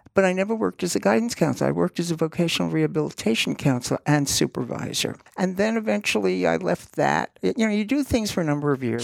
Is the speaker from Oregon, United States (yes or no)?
no; New York City, New York, United States; I grew up in Queens